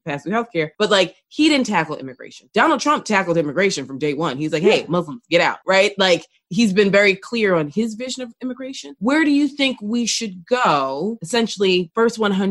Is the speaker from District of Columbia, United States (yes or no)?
no; New York City, New York, United States; as a New Yorker